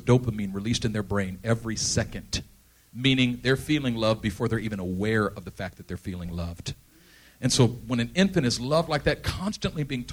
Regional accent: Oakland, California, United States; I grew up in East Oakland.

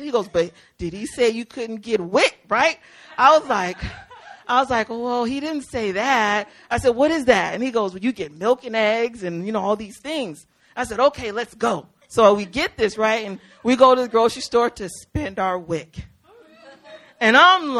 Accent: Mississippi, United States; we're from Mississippi

